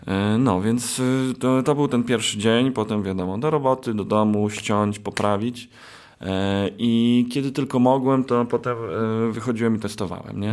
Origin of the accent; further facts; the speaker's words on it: Białystok, Podlaskie Voivodeship, Poland; u nas w Białymstoku